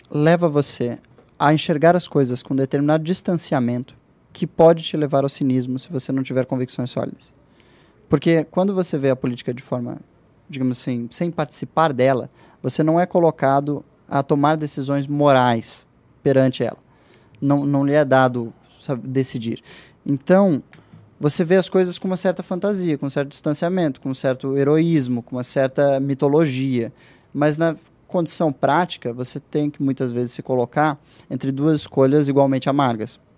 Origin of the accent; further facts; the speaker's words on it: London, United Kingdom; born there; also born or lived in Brazil; É, eu nasci em, Londres, na Inglaterra, mas o meu país